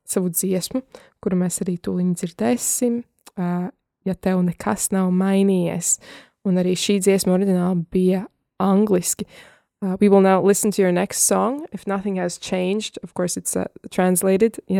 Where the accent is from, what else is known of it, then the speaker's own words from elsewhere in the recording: Liepāja, Kurzeme, Latvia; now in United States; es esmu no um, Liepājas un tagad dzīvoju ASV, bet tāpat mana identitāte ir latvieta. Un uh, es esmu latviete